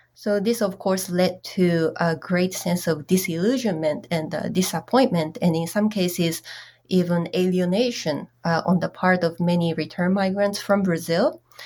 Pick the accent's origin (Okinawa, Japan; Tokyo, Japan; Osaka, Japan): Osaka, Japan; Kansai; moved away as an adult; also born or lived in Hokkaido, Japan / United States; now in Santa Barbara, United States; I grew up in the Osaka, uh, region, uh, in the greater region of Kansai in Japan